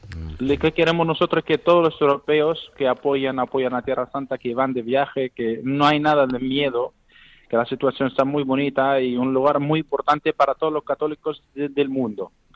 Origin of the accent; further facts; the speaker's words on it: Bethlehem, West Bank, Palestine; Spanish is a second language; moved away as an adult; now in Spain; yo soy de Belén